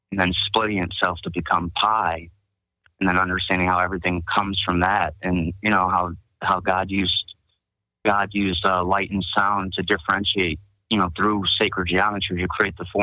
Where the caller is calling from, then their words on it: Buffalo, New York, United States; I'm calling from Buffalo.